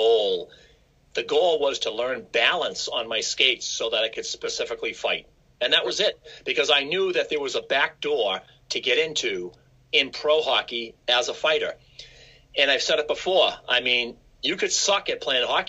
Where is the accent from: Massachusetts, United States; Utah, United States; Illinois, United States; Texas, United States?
Massachusetts, United States; Quincy; I grew up in Quincy, Massachusetts, which is a city just south of Boston